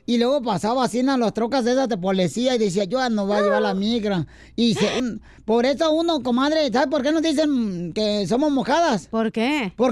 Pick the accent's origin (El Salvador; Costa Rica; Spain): El Salvador; now in United States; Cuando me vine de mi tierra, El Salvador